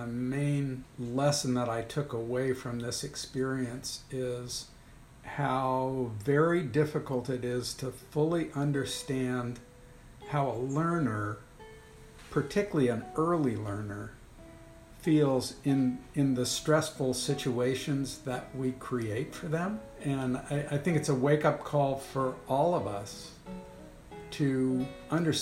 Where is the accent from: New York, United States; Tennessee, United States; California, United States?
New York, United States; Cooperstown; moved away as an adult; also born or lived in New Haven, Connecticut / Baltimore, Maryland; now in Rochester, United States; I was born and raised in Cooperstown, New York